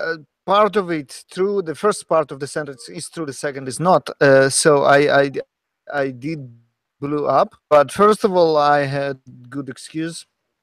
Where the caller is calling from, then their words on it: Sunnyvale, California, United States; podcasting from Sunnyvale, California.